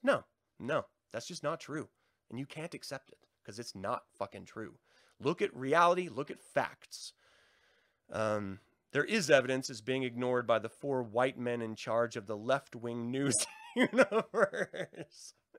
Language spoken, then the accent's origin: English; Tacoma, Washington, United States; I was born in Tacoma, Washington, in Fort Lewis